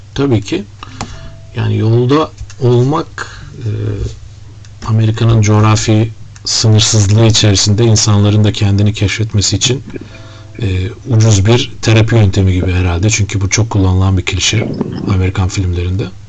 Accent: Turkey; bir Türk olarak

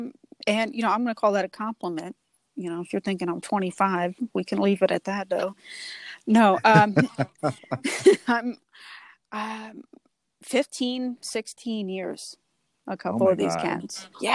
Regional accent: the South, United States; born there; accent: Southern; give me your Southern accent, which by all means, I was born in the South. I can whip out some Southern words

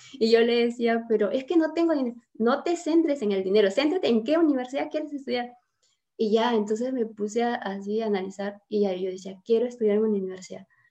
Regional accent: Piura, Peru; yo soy piura, peruana, piurana, del departamento de Piura, y vivía en el campo con mis padres

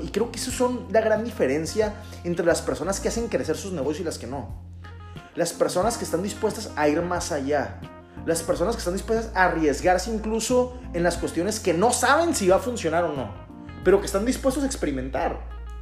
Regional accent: Mexico; Como buenos mexicanos

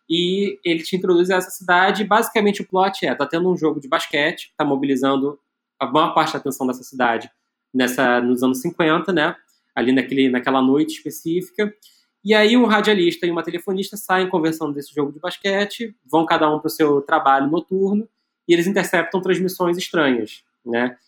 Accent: Brazil; como brasileiro aqui

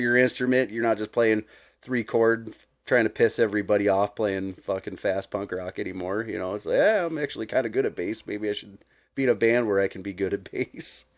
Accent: Billings, Montana, United States; growing up in Billings

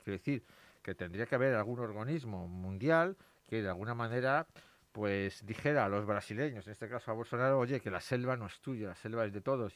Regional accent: Madrid, Community of Madrid, Spain; yo, soy de Madrid

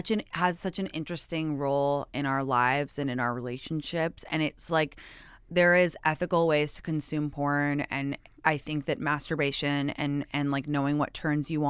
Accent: London, United Kingdom; and again, I'm American, so even though

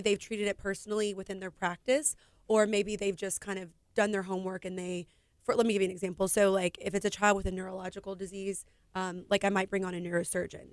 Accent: Houston, Texas, United States; also born or lived in Katy, Texas; I'm from Houston, Texas

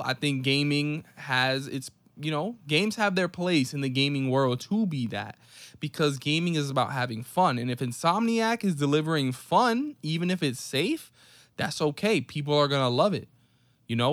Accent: New York City, New York, United States; as a New York City native

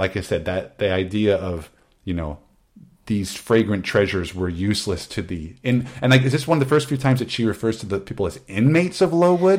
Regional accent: Midwest, United States; I was always having to move around. I'm from the Midwest. I got it from my dad.

